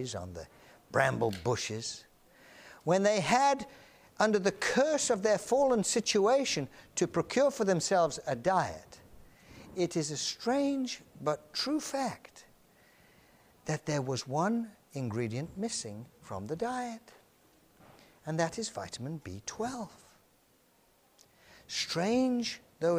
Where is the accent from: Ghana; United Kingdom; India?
United Kingdom; England; now in United States; I'm an Englishman